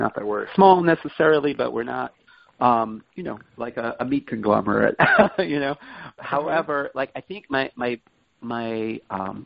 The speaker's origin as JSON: {"language": "English", "town": "New York City", "region": "New York", "country": "United States", "said": "I'm from Brooklyn, and my parents are also from Brooklyn"}